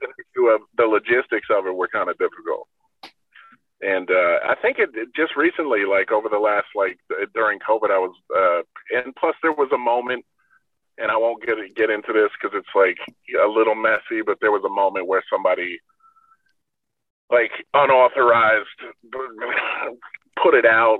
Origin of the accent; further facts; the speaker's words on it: New York, United States; we're from New York in the, you know, late 80s, early 90s